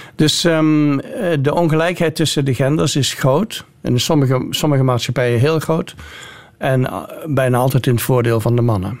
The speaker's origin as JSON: {"language": "Dutch", "region": "North Brabant", "country": "Netherlands", "also_born_or_lived": "Nijmegen / Groningen", "moved": "as an adult", "lives_now": "United States", "said": "want ik kom uit Brabant"}